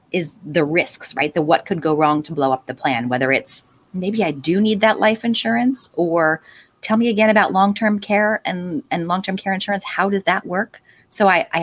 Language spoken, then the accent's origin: English; Delaware County, Pennsylvania, United States; I'm a Delco person